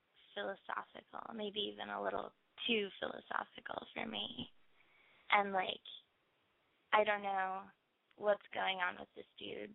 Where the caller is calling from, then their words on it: Philadelphia, Pennsylvania, United States; I'm 16, and I'm from Philly.